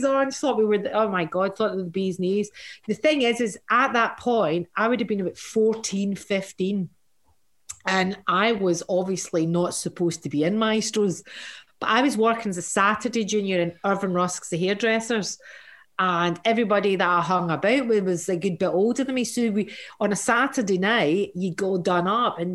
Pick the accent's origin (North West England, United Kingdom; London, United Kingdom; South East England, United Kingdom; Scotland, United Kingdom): Scotland, United Kingdom; Glasgow; my growing up in Glasgow